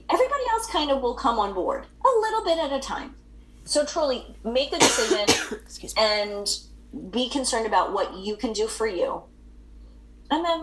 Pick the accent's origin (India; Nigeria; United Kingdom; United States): United Kingdom; England; I'm English.